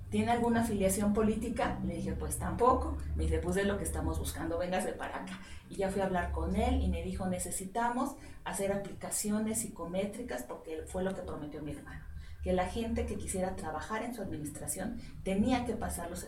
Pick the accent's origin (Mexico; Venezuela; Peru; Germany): Mexico; Mexico City; ahorita mis papás están viviendo en la colonia Vistalegre, que es por la calzada de Tlalpan, ¿sí? pero antes ellos vivían en la colonia Portales, entonces de ahí.